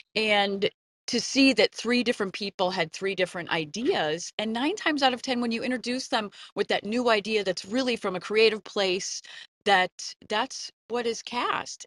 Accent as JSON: {"language": "English", "region": "Connecticut", "country": "United States", "tie": "born or raised there", "said": "I saw my first Broadway show growing up in Connecticut"}